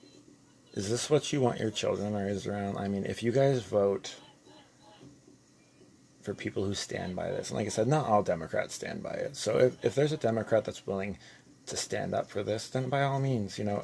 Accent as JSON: {"language": "English", "country": "United States", "said": "I'm American"}